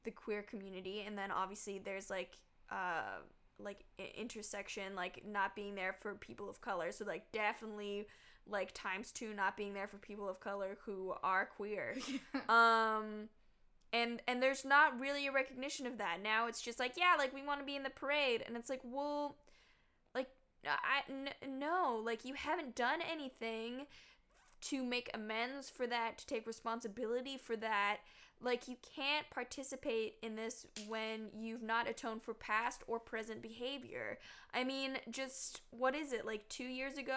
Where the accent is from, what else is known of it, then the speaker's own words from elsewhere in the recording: Toronto, Ontario, Canada; I grew up in Toronto